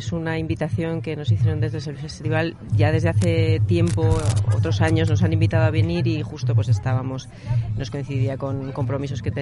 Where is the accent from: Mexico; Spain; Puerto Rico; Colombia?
Spain; esa forma de, hospitalidad con el viajero y que es que nosotros venimos desde España, que, es, que, fue la, potencia colonizadora.